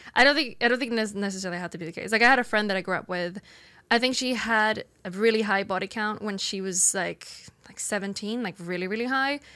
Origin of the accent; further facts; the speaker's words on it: Sweden; moved away as an adult; now in United States; I grew up in Sweden